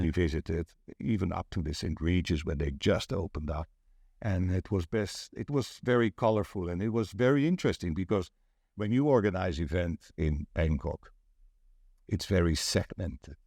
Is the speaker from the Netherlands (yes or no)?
yes; Netherlands; English is a second language; now in Pattaya, Thailand; I'm from Holland, right? So I'm not a native English speaker